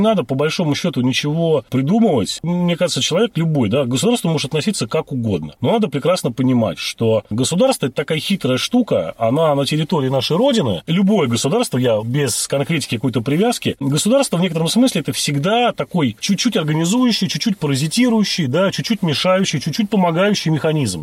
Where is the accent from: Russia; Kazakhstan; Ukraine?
Russia; Saint Petersburg; я родился в городе Ленинград, вырос всю жизнь, да, вот город Ленинград, Санкт-Петербург